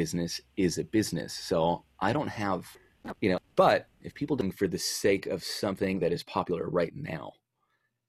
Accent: San Diego, California, United States; moved away as an adult; also born or lived in Bonita; I was born in San Diego. I was born and raised there. I lived there for the vast majority of my life.

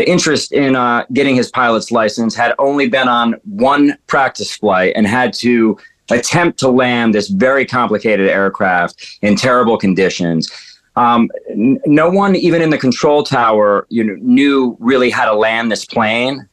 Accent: Danbury, Connecticut, United States; my hometown, uh, Danbury, Connecticut

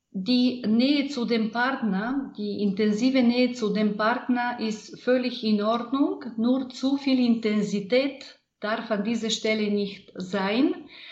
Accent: Bulgaria; German is a second language; moved away; Ich bin in Bulgarien in der Provinz geboren, nicht weit von der großartigen Rila-Gebirge. Es war eine glückliche, eine sehr lebhafte Kindheit.

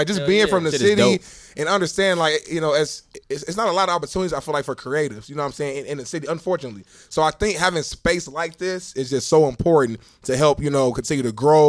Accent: Indianapolis, Indiana, United States; moved away; we back in my hometown, man, Naptown.

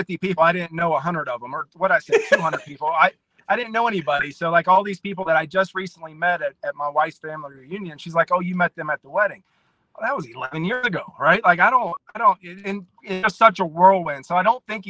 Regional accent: West Virginia, United States; also born or lived in Nashville, Tennessee; now in Hartford, South Dakota, United States; parts of West Virginia where I grew up in a town of only 16,000 people

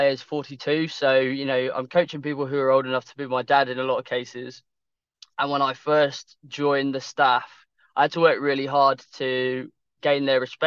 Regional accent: Kent, South East England, United Kingdom; being from Kent

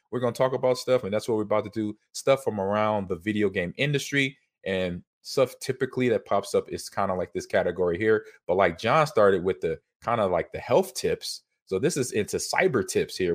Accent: Nebraska, United States; I'm in, uh, back in my home state.

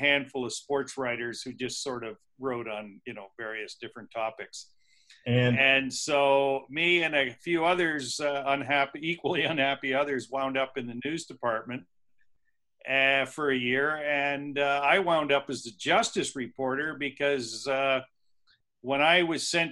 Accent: Niagara Peninsula, Ontario, Canada; I grew up in the Niagara Peninsula, actually.

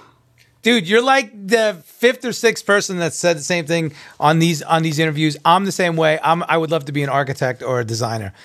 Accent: Long Island, New York, United States; I'm a New Yorker as well. I was born and raised in Long Island, so I have a very strong accent

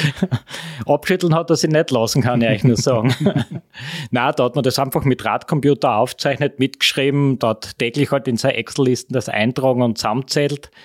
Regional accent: Austria; bei uns in Österreich

